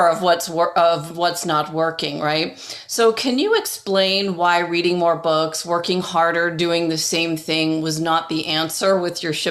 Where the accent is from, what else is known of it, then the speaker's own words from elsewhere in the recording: England, United Kingdom; born there; So you're talking about the fact now you're at Oxford and I was born in in England